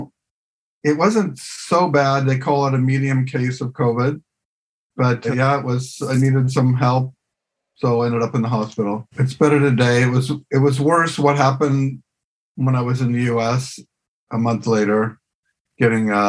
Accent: United States; moved away; my home country in the U.S.

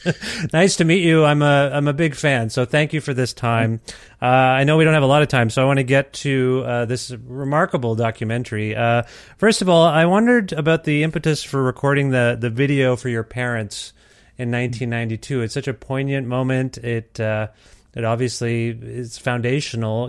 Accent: Cambridge, Ontario, Canada; now in Edmonton, Canada; I'm from Cambridge, Ontario, originally, uh, and which is just near Brantford.

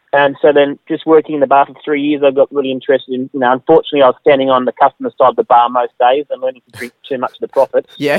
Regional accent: Glasgow, Scotland, United Kingdom; also born or lived in Moss Vale area, New South Wales; now in Australia; I was born in Glasgow, Scotland

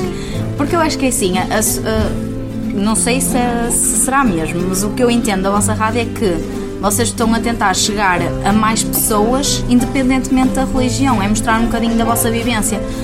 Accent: Vila Nova de Gaia, Norte, Portugal; tenho 21 anos, sou de Gaia, sou trabalhadora estudante, trabalho no Porto

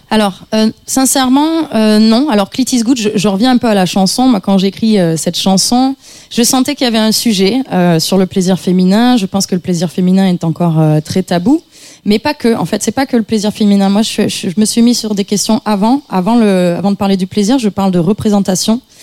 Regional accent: Avignon, Provence-Alpes-Côte d'Azur, France; je viens d'Avignon, je viens d'une famille, euh, je dirais de classe moyenne

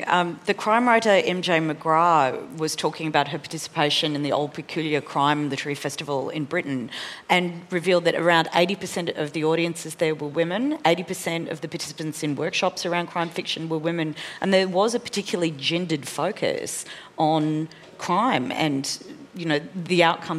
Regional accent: Australia; And certainly as an Australian audience, like our understanding of criminality in Mexico is about the drug cartels

